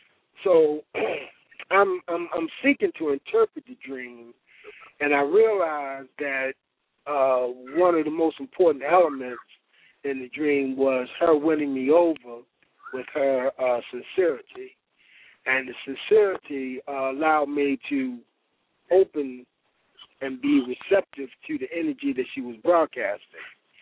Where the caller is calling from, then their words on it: Baltimore, Maryland, United States; I'm calling from Baltimore City.